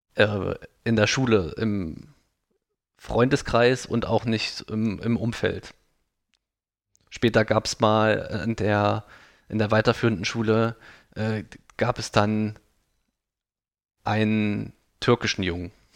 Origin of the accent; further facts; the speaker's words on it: Thuringian Forest, Germany; ich komme aus dem Thüringer Wald